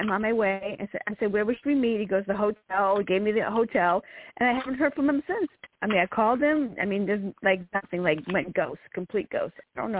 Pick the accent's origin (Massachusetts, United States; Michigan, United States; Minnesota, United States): Massachusetts, United States; Boston; now in Virginia, United States; I'm originally from Boston